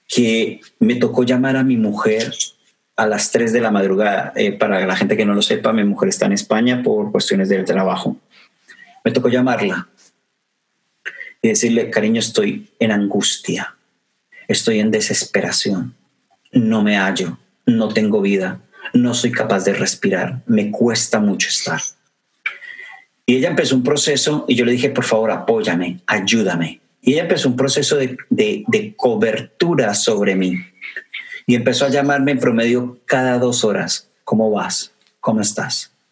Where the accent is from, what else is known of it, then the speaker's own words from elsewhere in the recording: Mexico; para la gente de, México, de mi tierra